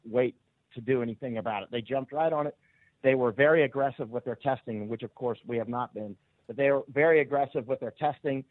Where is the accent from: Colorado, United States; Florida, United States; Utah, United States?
Florida, United States; I was a kid growing up in Florida